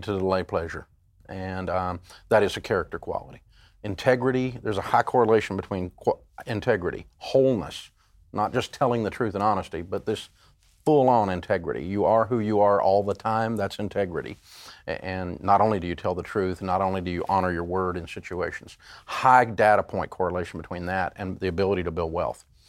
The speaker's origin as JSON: {"language": "English", "region": "Tennessee", "country": "United States", "tie": "born or raised there", "said": "I grew up in Tennessee, and, uh, we're a hillbilly"}